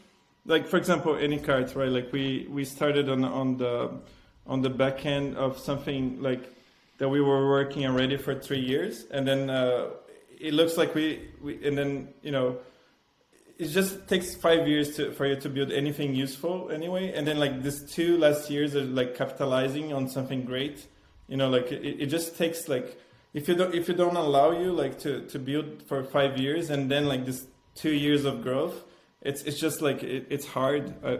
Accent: Italy; I'm passionate about food. I came from Italy.

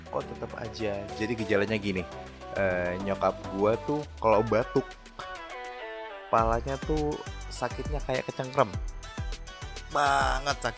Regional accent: Rangkasbitung, Banten, Indonesia; menguburkan adiknya bokap di kampung gue di Rangkas Pitung Banten

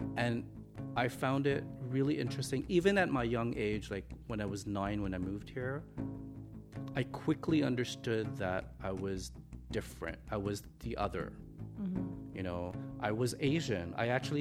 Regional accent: Montreal, Quebec, Canada; also born or lived in Hong Kong / Toronto; I was born in Hong Kong, so I moved here with my family when I was 9. I really consider Canada and Montreal to be my home. Like, this is where I grew up

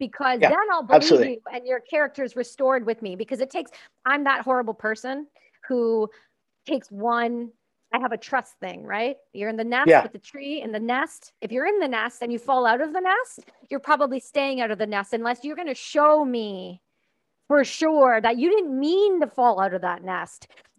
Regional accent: Canada; I know, I'm Canadian.

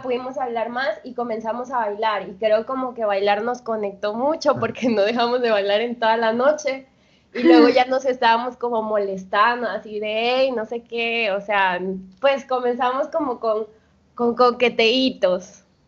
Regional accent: Veracruz, Mexico; moved away as an adult; now in Colombia; Soy jarocha

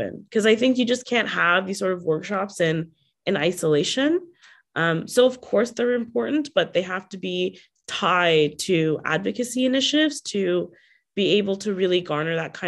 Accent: Bangladesh; now in Toronto, Canada; I'm from Bangladesh

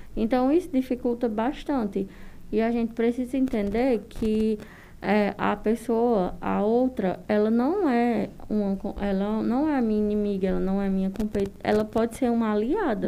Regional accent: Northeastern sertão, Northeast Region, Brazil; estamos no interior do sertão nordestino onde o machismo é mais é estrutural

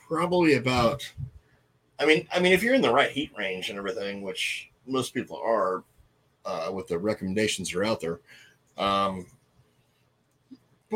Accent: California, United States; I am from California

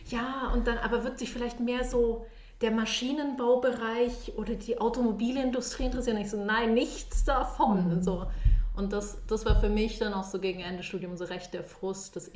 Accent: Munich, Bavaria, Germany; moved away as an adult; now in Switzerland; Ich komme eigentlich aus München und bin mit 18 in die Schweiz gekommen, um Physik zu studieren.

